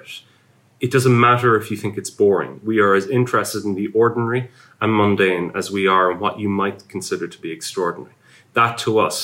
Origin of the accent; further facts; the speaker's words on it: Ireland; now in United Kingdom; I'm Irish.